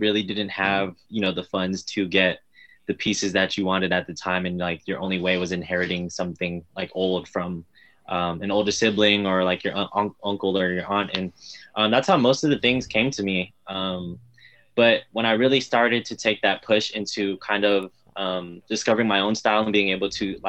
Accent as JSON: {"language": "English", "town": "Richmond", "region": "California", "country": "United States", "tie": "born or raised there", "said": "I'm born and raised in the Bay Area. Been here my whole life."}